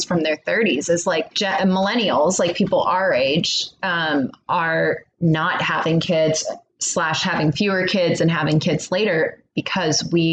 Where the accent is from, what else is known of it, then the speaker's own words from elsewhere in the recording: the South, United States; growing up in the South